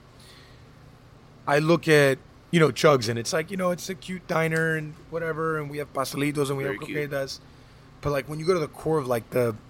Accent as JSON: {"language": "English", "town": "Hialeah", "region": "Florida", "country": "United States", "tie": "born or raised there", "said": "I was born in Hialeah"}